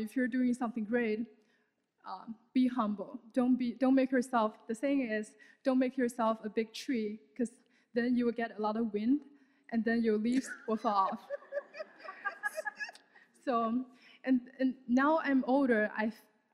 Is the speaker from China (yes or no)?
yes; China; moved away; I was also born and raised in China